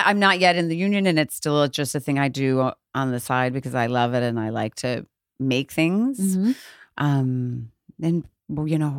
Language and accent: English; Chicago, Illinois, United States; So Chicago, or outside of Chicago.